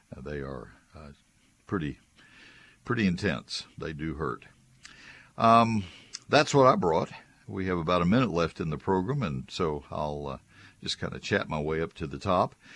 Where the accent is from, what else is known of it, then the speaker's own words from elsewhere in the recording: College Station, Texas, United States; I grew up in College Station, so I'm well familiar with the Post Oaks of Brazos County